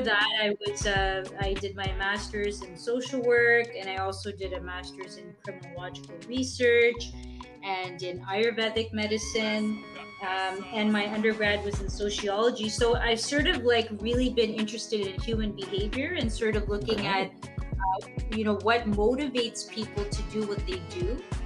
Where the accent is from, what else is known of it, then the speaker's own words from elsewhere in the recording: Mississauga, Ontario, Canada; originally from Mississauga, Ontario. That's my hometown